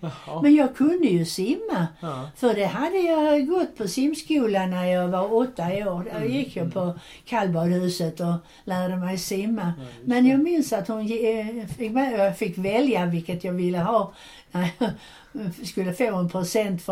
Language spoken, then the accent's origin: Swedish; Landskrona, Skåne, Sweden; när tåget kom till Landskrona så kom alla mammor och systrar och pappor och hämtade sina barn